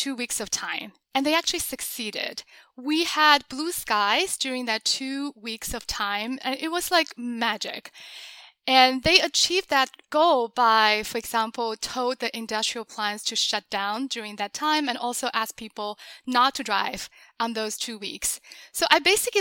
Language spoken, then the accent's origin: English; China; moved away as an adult; also born or lived in Beijing; now in United States; I grew up in China and I went to college in Beijing.